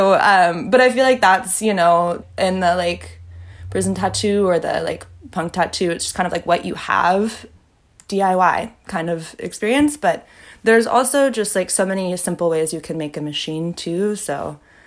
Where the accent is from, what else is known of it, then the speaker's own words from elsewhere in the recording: the Bay Area, California, United States; I'm like from the Bay. I grew up like hiking, backpacking all around California.